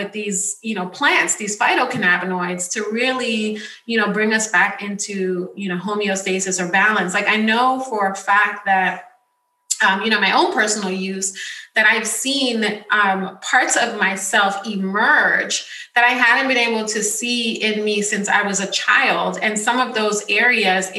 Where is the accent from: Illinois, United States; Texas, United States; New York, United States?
New York, United States; New York City; I grew up in the Bronx